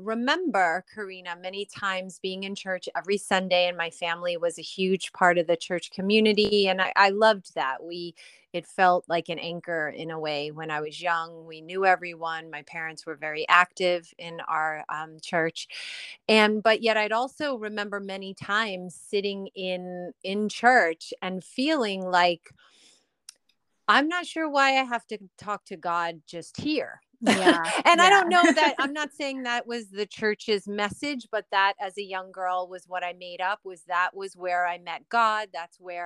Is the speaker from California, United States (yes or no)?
no; Long Island, New York, United States; I grew up on Long Island